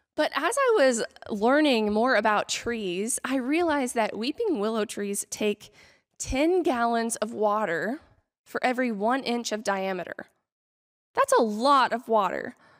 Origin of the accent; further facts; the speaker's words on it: Kansas, United States; moved away; I am from Kansas.